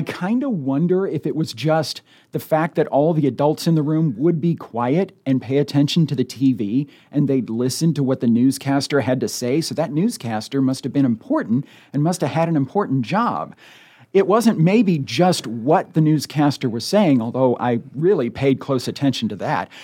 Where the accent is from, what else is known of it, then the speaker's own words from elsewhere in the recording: United States; moved away as an adult; now in Omaha, United States; growing up in the Quad Cities